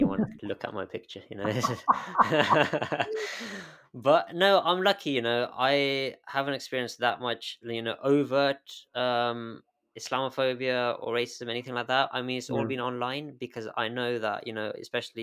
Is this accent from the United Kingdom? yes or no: yes; United Kingdom; also born or lived in Galway, Ireland; growing up in this country